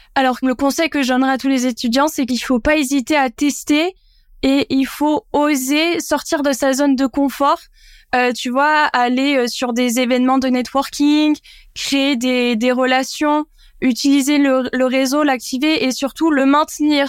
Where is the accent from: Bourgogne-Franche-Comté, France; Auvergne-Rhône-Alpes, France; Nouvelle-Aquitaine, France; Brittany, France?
Nouvelle-Aquitaine, France; Landes; moved away; also born or lived in Bayonne / Bordeaux; je suis landaise pure souche. Euh, je viens d'un petit village à côté de Cabreton, donc euh, j'ai grandi dans les Landes